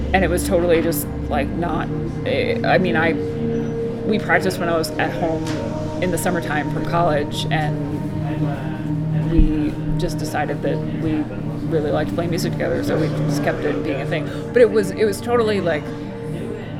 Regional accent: Central New Jersey, United States; I grew up in Central New Jersey

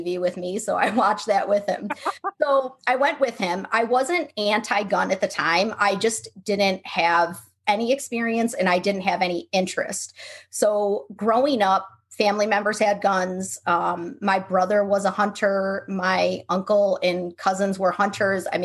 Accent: Buffalo, New York, United States; now in Seattle, United States; We're from Buffalo, New York, but we live in Seattle now

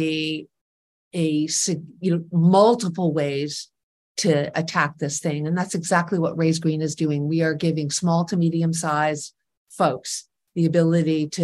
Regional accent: New York City, New York, United States; I grew up here in New York City

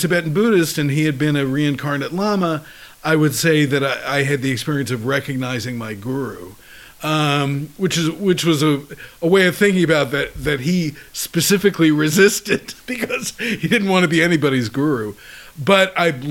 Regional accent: New York City, New York, United States; moved away as an adult; now in San Francisco, United States; In Queens, in New York City

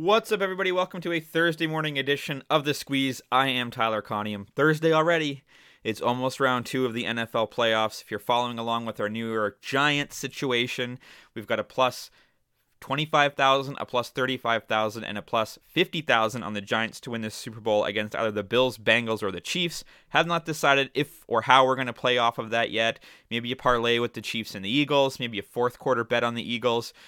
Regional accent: Toronto, Ontario, Canada; my hometown, Toronto

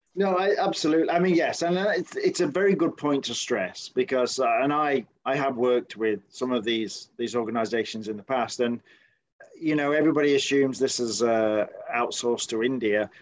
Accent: United Kingdom; now in United States; speaking as a Brit, and of course, I grew up with the BBC as our main kind of media channel

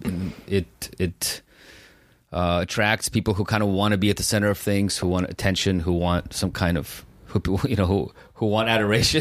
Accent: San Francisco, California, United States; I grew up in San Francisco. You know, we came here in 1990

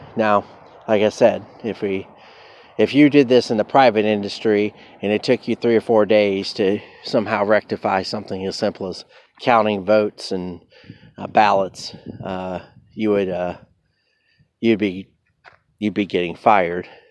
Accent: United States; I am American

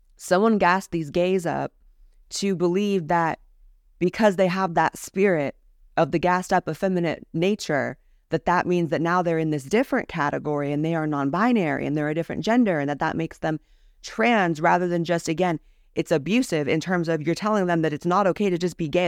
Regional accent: California, United States; I was raised as someone in the California school system

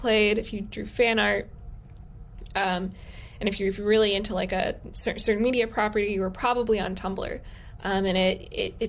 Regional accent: Palm Beach, Florida, United States; I'm from Palm Beach

